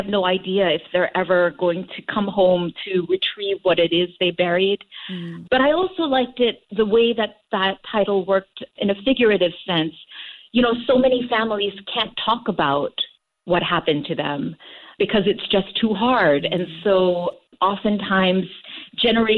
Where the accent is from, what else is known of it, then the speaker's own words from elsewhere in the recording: Singapore; moved away as an adult; now in United States; I am Singaporean